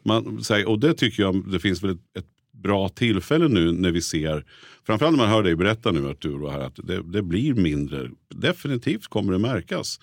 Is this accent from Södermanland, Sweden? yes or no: yes; Nyköping, Södermanland, Sweden; moved away as an adult; now in Stockholm, Sweden; jag är född och uppväxt i Nyköping, har varit hela mitt liv i princip.